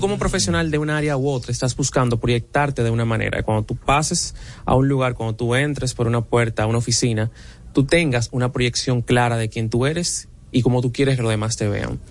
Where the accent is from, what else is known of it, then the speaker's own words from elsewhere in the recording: Dominican Republic; nosotros como dominicanos